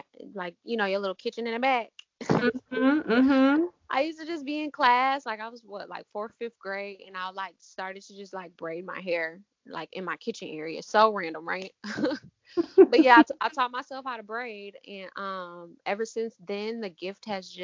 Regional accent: Ann Arbor, Michigan, United States; I'm from Ann Arbor, Michigan, so we have Aveda right downtown Ann Arbor

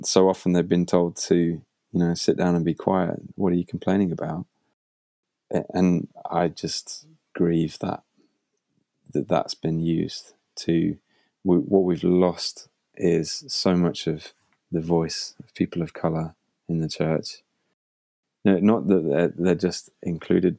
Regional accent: United Kingdom; I'm a British guy

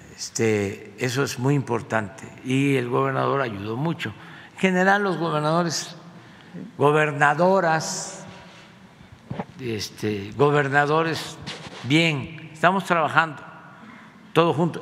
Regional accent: Paraíso, Tabasco, Mexico; moved away; allá en mi tierra, en Paraíso

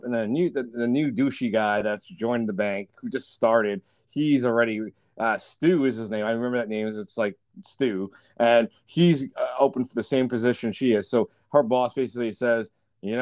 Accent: New York, United States; where I was growing up in New York

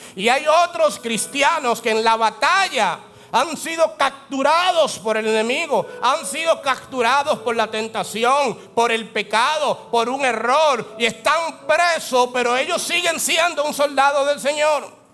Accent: Dominican Republic; La ley que impera en mí, la ley del dominicano

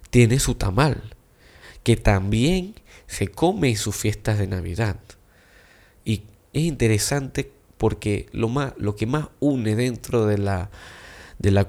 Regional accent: China; Y yo siendo chino, increíblemente me encanta comer tamal.

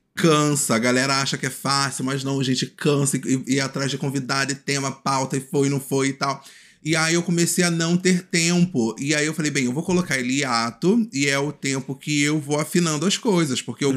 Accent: Rio de Janeiro, Brazil; moved away as an adult; now in Niterói, Brazil; eu venho do Complexo do Alemão, atualmente eu moro em Niterói

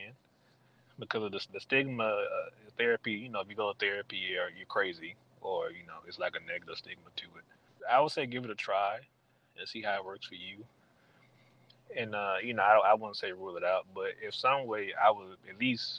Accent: Mableton, Georgia, United States; now in Stone Mountain, United States; I live in Stone Mountain now, but I grew up in Mableton, Georgia

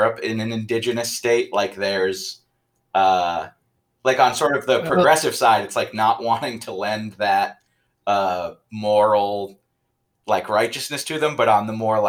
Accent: New England, United States; I grew up in New England

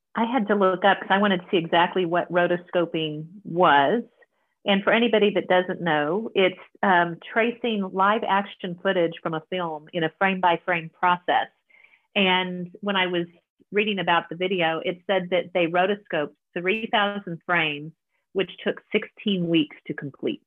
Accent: Kansas, United States; I grew up in Kansas

